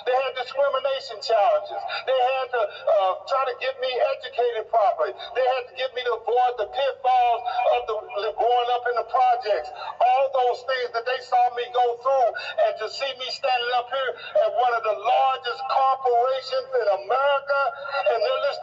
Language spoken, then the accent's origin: English; East St. Louis, Illinois, United States; when I was born as a baby, I grew up in East St. Louis, Illinois, and one of the rules that they had was no baby could be born in East St. Louis. So my parents had to drive, no black baby.